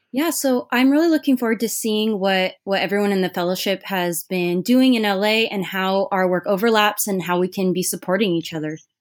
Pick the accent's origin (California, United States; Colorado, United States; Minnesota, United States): California, United States; Irvine; moved away as an adult; also born or lived in Santa Cruz, United States; now in Los Angeles, United States; I grew up in Orange County in Irvine.